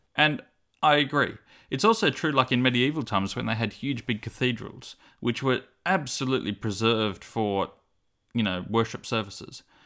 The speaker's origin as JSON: {"language": "English", "town": "Cooranbong", "region": "New South Wales", "country": "Australia", "tie": "born or raised there", "said": "growing up in Avondale College Church"}